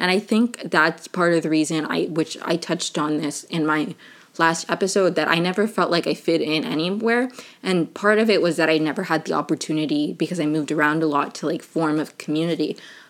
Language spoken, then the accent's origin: English; Maryland, United States; also born or lived in Venezuela; I'm originally from Venezuela, but I grew up in Maryland right outside of DC.